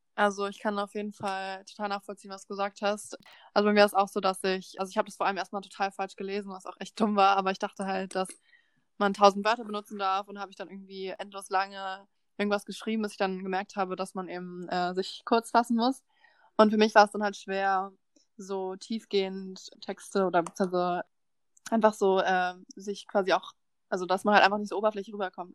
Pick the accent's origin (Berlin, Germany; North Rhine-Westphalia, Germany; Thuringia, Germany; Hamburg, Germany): Berlin, Germany; moved away; ich komme aus Berlin